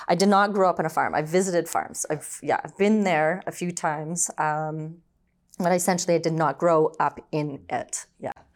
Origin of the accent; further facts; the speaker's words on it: Brampton, Ontario, Canada; also born or lived in Orangeville, Ontario; I was born and raised in Ontario, so I was born in Orangeville, and then eventually we moved, um, to Brampton.